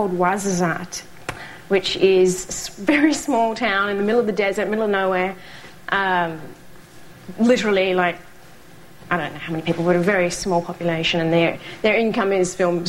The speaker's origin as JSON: {"language": "English", "area": "outside Melbourne", "region": "Victoria", "country": "Australia", "tie": "born or raised there", "moved": "yes", "said": "I sort of grew up about an hour outside Melbourne"}